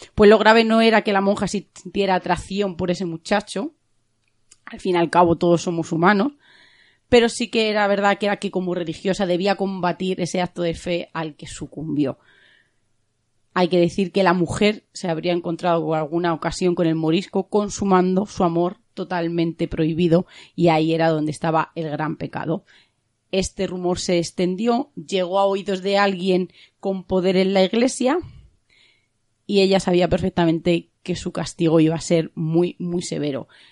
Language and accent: Spanish; Spain